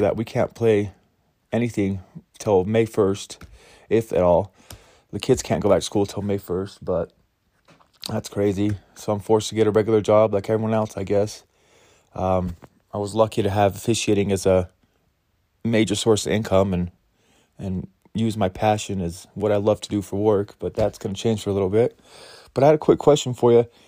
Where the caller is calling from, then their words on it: Ogden, Utah, United States; I'm calling in from Ogden, Utah